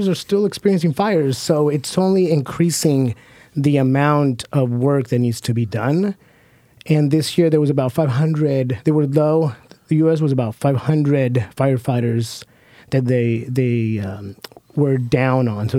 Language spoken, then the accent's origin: English; Hood River, Oregon, United States; growing up in the Columbia River Gorge on Hood River